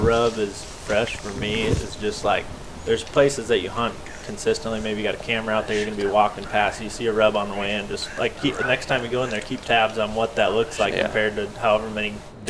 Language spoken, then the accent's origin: English; Wisconsin, United States; the area that I grew up hunting in Wisconsin